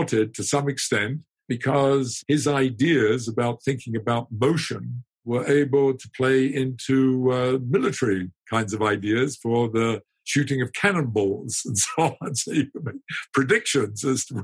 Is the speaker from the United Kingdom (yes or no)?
yes; United Kingdom; I'm British